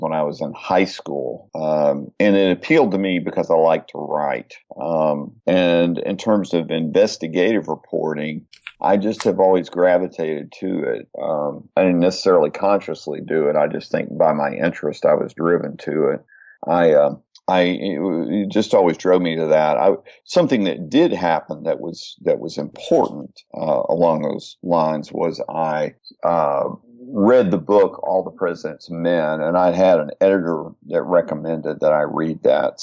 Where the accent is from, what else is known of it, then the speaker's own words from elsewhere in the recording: Texarkana, Texas, United States; when I was five, we returned to his hometown, which is Texarkana, and that's where I grew up